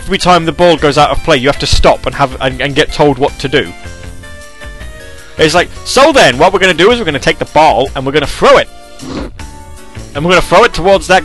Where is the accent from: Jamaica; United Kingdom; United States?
United Kingdom; England; I am British. It's specifically English